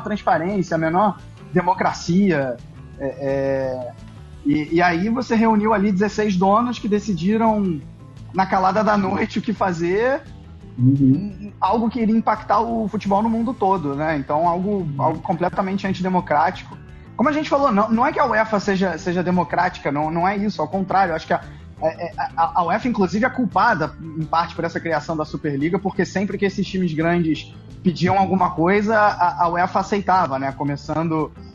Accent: Rio de Janeiro, Brazil; now in Duisburg, Germany; eu sou do Rio de Janeiro

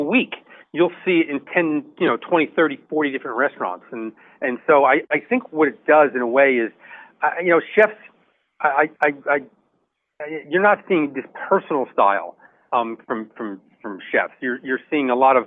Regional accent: New Jersey, United States; I'm from New Jersey

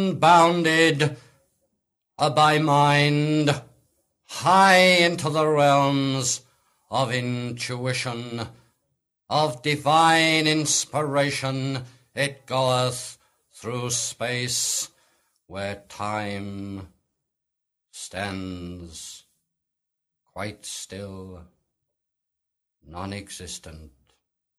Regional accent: Wellington, West Midlands, United Kingdom; born there; The very fact that I have to go in and say I was born in Wellington, England, is a limitation.

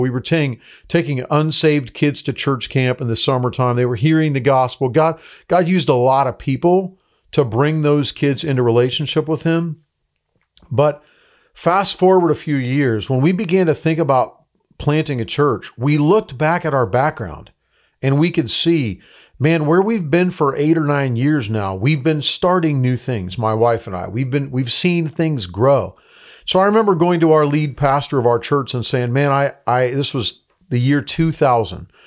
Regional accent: Tucson, Arizona, United States; moved away as an adult; also born or lived in Los Angeles, California; I grew up in Tucson, Arizona. So my, my, uh, family was from Los Angeles, but my dad was in ministry. So we ended up when I was twelve years old in Tucson, Arizona

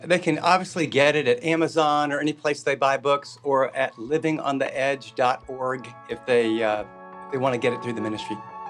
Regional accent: Midwest, United States; And, you know, I'm from the Midwest.

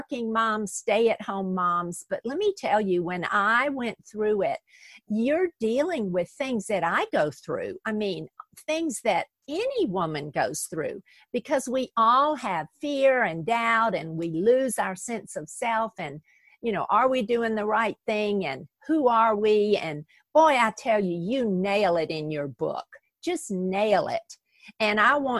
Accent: the South, United States; we're both from the South

